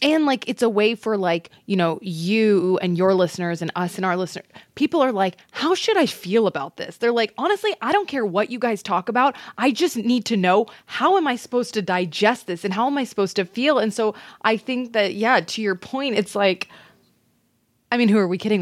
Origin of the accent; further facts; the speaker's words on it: Texas, United States; I'm from Texas